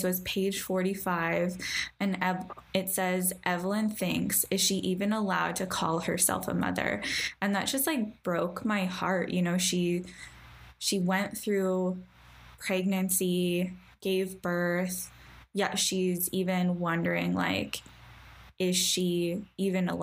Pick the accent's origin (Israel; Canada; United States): Canada; you and I both like being Canadian